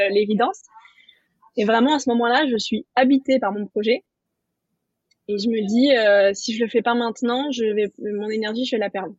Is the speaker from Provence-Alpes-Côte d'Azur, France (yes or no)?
yes; Nice, Provence-Alpes-Côte d'Azur, France; also born or lived in Paris; j'ai quitté Paris pour revenir à Nice, donc dans le sud, ma région d'origine